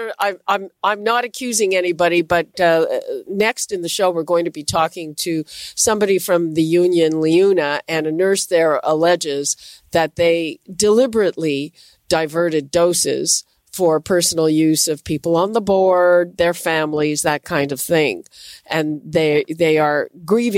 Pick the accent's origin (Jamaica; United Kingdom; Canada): Canada; myself as a Canadian